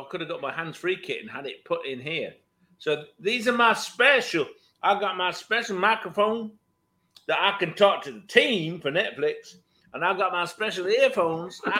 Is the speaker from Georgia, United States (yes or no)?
no; Virginia, United States; I got to say, like, I'm from Virginia, which is kind of like Texas but also like Yorkshire.